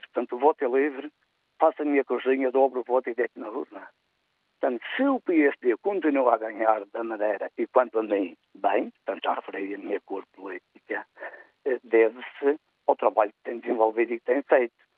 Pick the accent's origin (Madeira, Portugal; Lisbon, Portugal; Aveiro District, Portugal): Madeira, Portugal